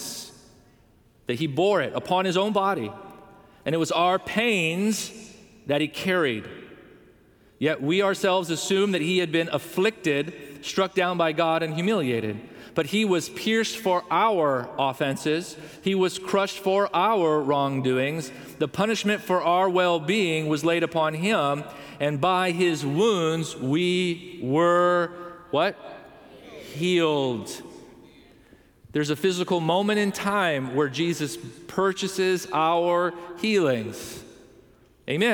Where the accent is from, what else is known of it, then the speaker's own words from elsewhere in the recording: Southern California, United States; We grew up in Southern California.